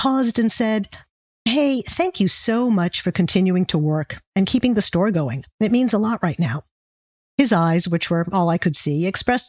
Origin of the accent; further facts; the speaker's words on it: New York City, New York, United States; Well, I'm from New York City